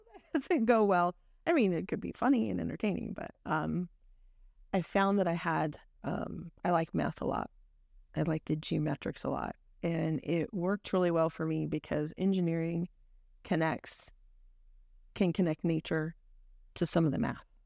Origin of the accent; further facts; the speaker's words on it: Idaho Falls, Idaho, United States; growing up in I, in Idaho was really quite fun. Um, we lived just outside of Idaho Falls